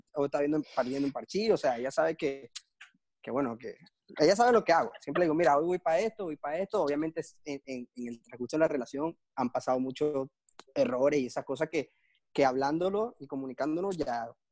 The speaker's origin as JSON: {"language": "Spanish", "town": "Maracaibo", "region": "Zulia", "country": "Venezuela", "also_born_or_lived": "Caracas", "said": "me voy a Maracaibo porque allá es donde está mi mamá, está mi familia, está mi casa, está todo."}